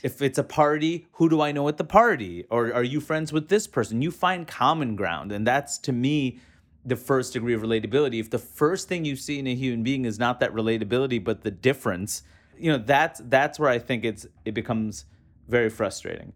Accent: New York City, New York, United States; moved away; growing up in, in New York City, in Queens, New York

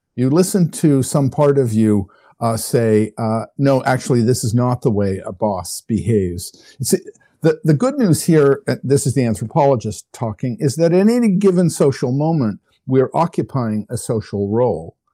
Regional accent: Canada; I'm a Canadian. I come, uh, by birth and upbringing, I come from a country that doesn't really have much of a military

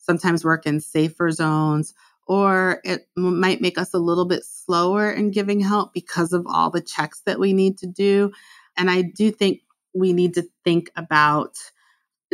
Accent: United States; I'm American

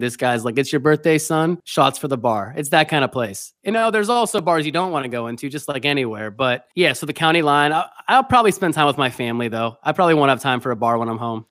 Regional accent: Pennsylvania, United States; moved away as an adult; now in New York City, United States; I grew up in Pennsylvania, but I came to New York City for college

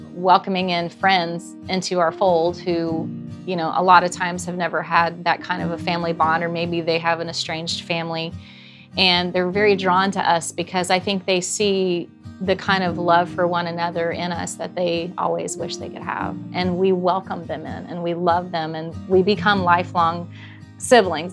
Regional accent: Morrow, Ohio, United States; We grew up in Morrow, Ohio, southern Ohio, 30 miles north of Cincinnati

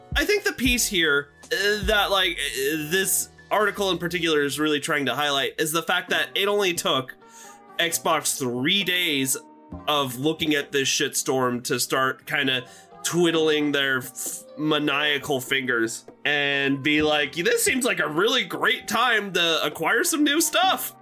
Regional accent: Nebraska, United States; My home state of Nebraska.

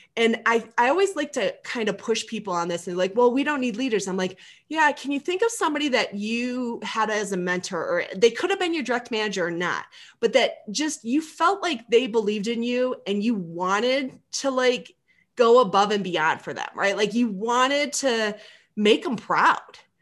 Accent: Michigan, United States; I'm from Michigan.

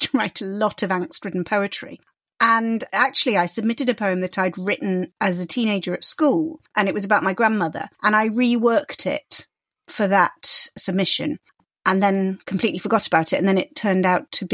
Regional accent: Peak District, Derbyshire, East Midlands, United Kingdom; I grew up in the Peak District in Derbyshire

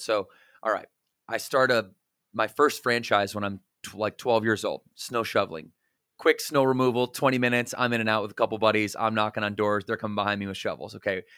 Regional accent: Battle Creek, Michigan, United States; moved away as an adult; also born or lived in Southwest Florida; now in Charlotte, United States; we're from Battle Creek, Michigan, where we were born and raised together

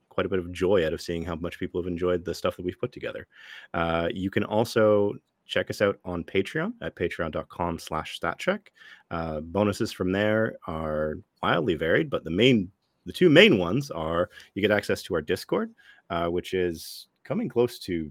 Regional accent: Ottawa, Ontario, Canada; here in my hometown of Ottawa

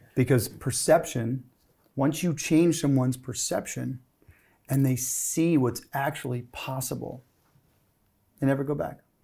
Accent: Gulf of Mexico, Southeast Louisiana, United States; I grew up on the Gulf of Mexico

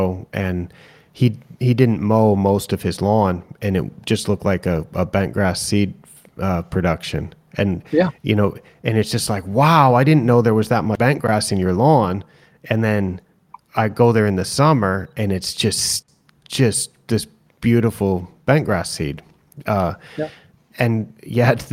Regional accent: Pacific Northwest, United States; moved away as an adult; growing up and going to school in the Pacific Northwest, I haven't worked there since the late 90s

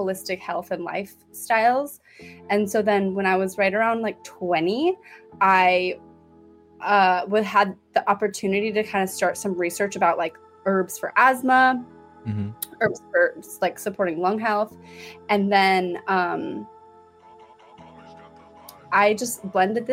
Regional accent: San Francisco, California, United States; I'm from San Francisco

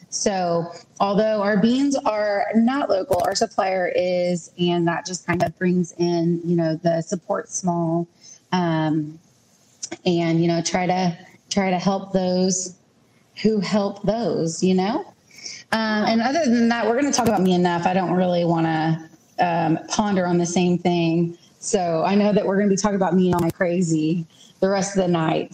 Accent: Beeville, Texas, United States; moved away as an adult; now in El Campo, United States; I'm originally from Beeville, but I recently moved to El Campo about three years ago

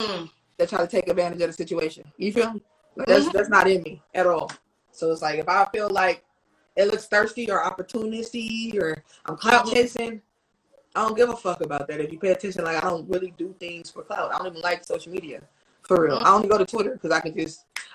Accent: Oakland, California, United States; We walked from in Oakland, if you know the block, so I'm in like 82nd and Dowling. I'm from High Street, so we walked from 82nd and Dowling all the way back.

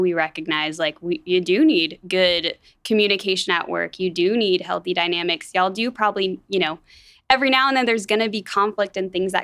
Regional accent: Atlanta, Georgia, United States; moved away as an adult; now in Wichita, United States; I grew up in Atlanta, Georgia

